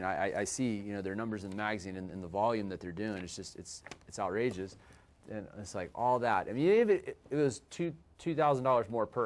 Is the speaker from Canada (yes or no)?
yes; Canada; now in Texas, United States; Can you imagine being a Canadian in Texas, okay, and then where everybody stages back there, and then here a lot of people won't do it